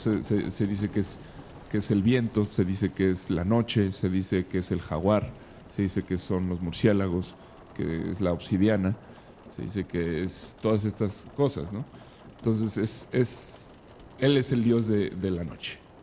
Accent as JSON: {"language": "Spanish", "country": "Mexico", "said": "somos los mexicanos"}